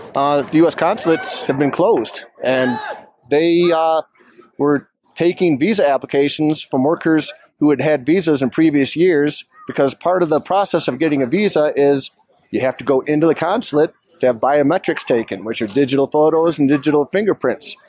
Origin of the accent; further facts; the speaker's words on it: Ann Arbor, Michigan, United States; also born or lived in Vail Valley, Colorado; now in Vail, United States; I'm an immigration lawyer, originally from Ann Arbor, Michigan. Been in the Valley here since 2003